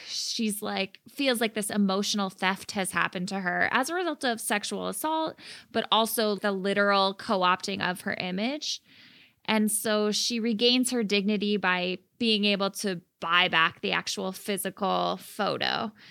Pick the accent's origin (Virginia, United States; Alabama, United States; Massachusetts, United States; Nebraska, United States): Massachusetts, United States; Worcester; accent: Worcester; when I hang out with people from Worcester, my accent sure. is more pronounced